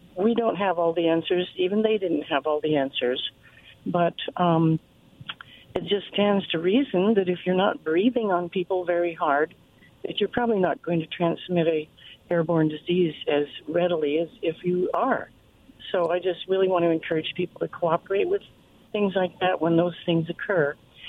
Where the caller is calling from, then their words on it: Kennewick, Washington, United States; I am in Kennewick.